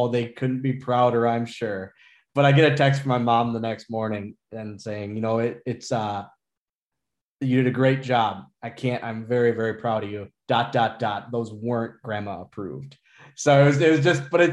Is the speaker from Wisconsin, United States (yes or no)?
yes; Oshkosh, Wisconsin, United States; this one's in my hometown